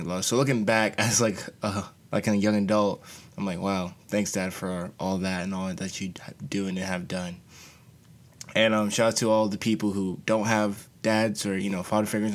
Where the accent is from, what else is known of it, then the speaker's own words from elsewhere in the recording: Charlotte, North Carolina, United States; growing up back in Charlotte, North Carolina